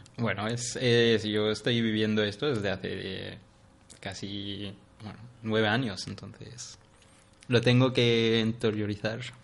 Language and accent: Spanish; Syria; Spanish is a second language; moved away as an adult; also born or lived in Iraq; now in Barcelona, Spain; me preguntan de dónde eres. Les digo de Siria.